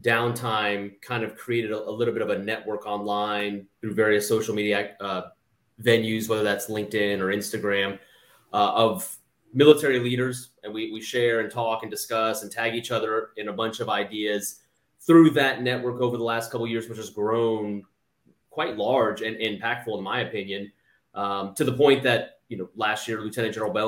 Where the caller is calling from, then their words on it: Alexandria, Virginia, United States; Sir, I'm just south of Washington, D.C. in Alexandria, Virginia.